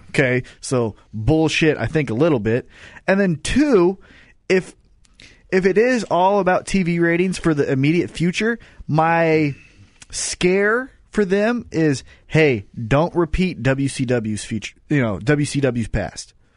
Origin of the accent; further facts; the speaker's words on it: Kansas City, Missouri, United States; we're from Kansas City.